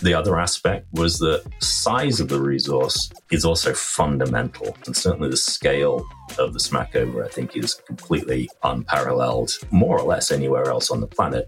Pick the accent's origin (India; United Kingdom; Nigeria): United Kingdom; England; moved away as an adult; now in Vancouver, Canada; I am an Englishman by birth